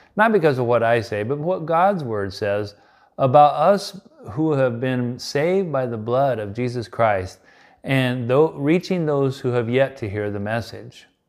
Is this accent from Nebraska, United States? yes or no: yes; Nebraska, United States; my home state of Nebraska